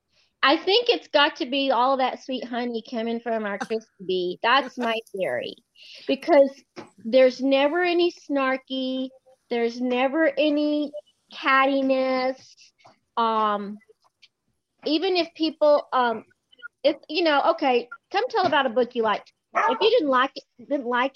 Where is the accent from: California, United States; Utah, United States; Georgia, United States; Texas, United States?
Texas, United States; I'm from Texas